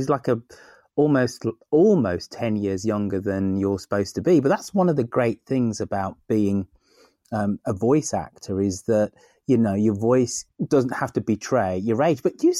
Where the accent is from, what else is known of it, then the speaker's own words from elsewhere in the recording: Birmingham, West Midlands, United Kingdom; I'm a Brummie, so I can't hear the difference.